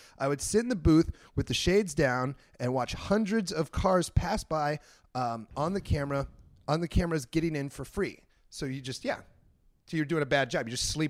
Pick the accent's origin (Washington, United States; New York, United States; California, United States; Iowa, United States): Iowa, United States; I grew up in Iowa